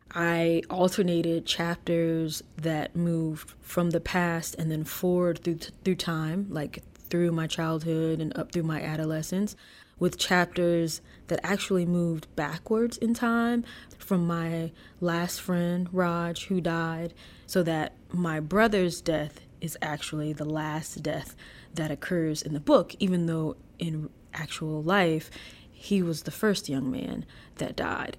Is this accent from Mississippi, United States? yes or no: yes; DeLisle, Mississippi, United States; moved away as an adult; I live in my hometown now, I decided to move back.